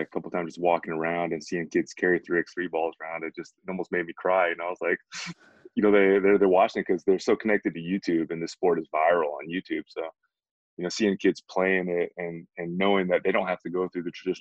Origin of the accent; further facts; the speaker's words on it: United States; moved away as an adult; also born or lived in Korea; now in South Korea; growing up in America